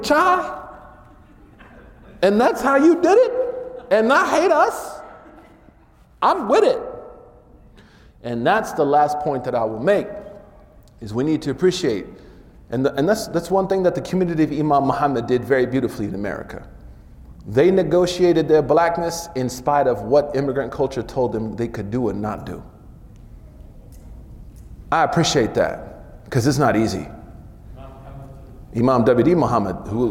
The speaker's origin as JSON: {"language": "English", "region": "Oklahoma", "country": "United States", "said": "I'm from Oklahoma"}